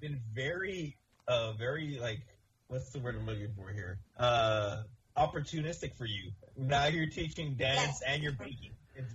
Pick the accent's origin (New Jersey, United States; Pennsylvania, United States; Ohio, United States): Ohio, United States; And I was born in Ohio. I don't know how that happened. To this day, I'm 40 years old